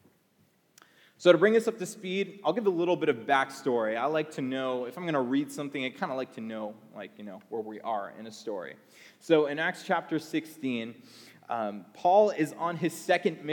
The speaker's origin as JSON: {"language": "English", "country": "Canada", "tie": "born or raised there", "moved": "yes", "said": "I grew up in Canada"}